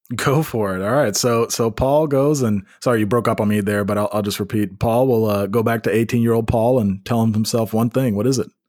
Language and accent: English; Memphis, Tennessee, United States; now in Nashville, United States; we're both from Memphis